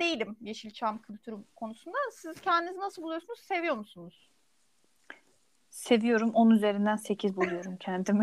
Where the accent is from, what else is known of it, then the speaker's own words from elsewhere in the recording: Turkey; biz Türk olduğumuz için